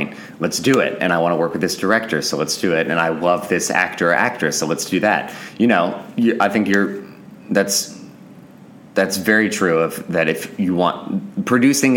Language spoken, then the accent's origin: English; Houston, Texas, United States; moved away; I was growing up in Houston